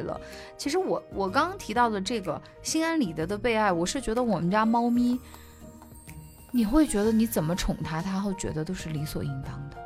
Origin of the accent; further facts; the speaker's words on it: Sichuan, China; now in Kunming, China; 我作为一个四川人啊，常年不见阳光的，就是嗯。我们那个地方，就是也不是说不见阳光，它有，但是的话呢，不会那么明媚